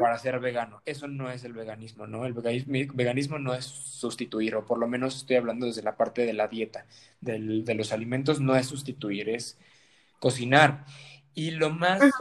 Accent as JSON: {"language": "Spanish", "country": "Mexico"}